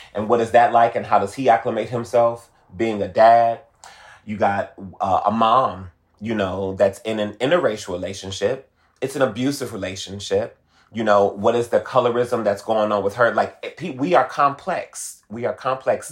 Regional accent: Detroit, Michigan, United States; moved away as an adult; now in Los Angeles, United States; I'm originally from Detroit. I'm a Motor City baby

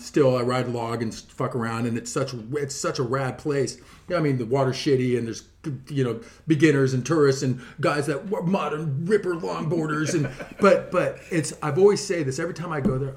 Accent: Mission Viejo, California, United States; moved away as an adult; now in Dana Point, United States; I grew up actually living in Mission Viejo

